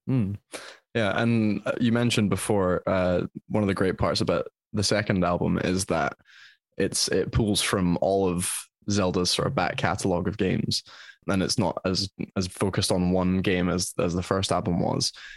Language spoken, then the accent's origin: English; Scotland, United Kingdom; as a Scotsman